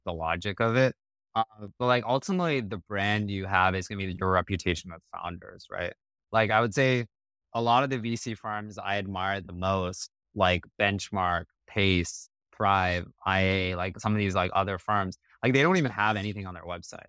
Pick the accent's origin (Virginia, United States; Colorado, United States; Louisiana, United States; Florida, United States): Colorado, United States; also born or lived in New Zealand / Cupertino, California; we moved to Colorado when I was seven. I grew up there, spent most of my childhood there. I would consider that still home.